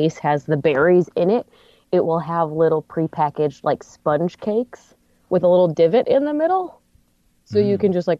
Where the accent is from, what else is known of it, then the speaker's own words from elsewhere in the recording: Michigan, United States; accent: Midwestern squawk; moved away as an adult; also born or lived in Virginia; growing up in Michigan, I didn't really notice any weird speech things, but then I moved to Virginia for a brief time